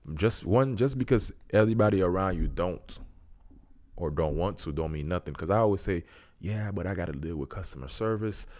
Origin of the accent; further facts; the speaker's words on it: Haiti; I'm from Haiti.